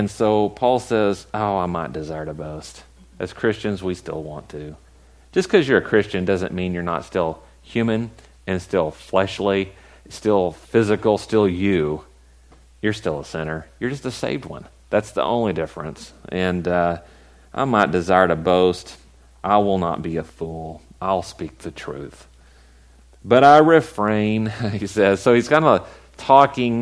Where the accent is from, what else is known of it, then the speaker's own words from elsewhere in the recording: West Texas, United States; I'm from West Texas